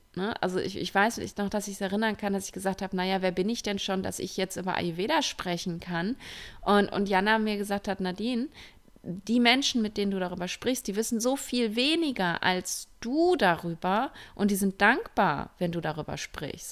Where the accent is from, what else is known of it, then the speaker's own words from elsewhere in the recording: Ruhr area, North Rhine-Westphalia, Germany; now in Spain; ich komme ja aus dem Ruhrpott